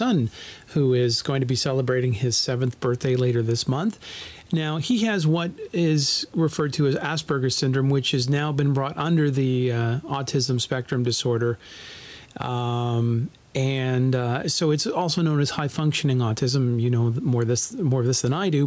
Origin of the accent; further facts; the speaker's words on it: Canada; part of being Canadian